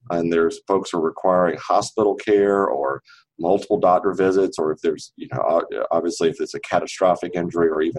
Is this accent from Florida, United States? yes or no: no; Kinston, North Carolina, United States; now in Raleigh, United States; I grew up in Kinston, North Carolina, which is a small town in the east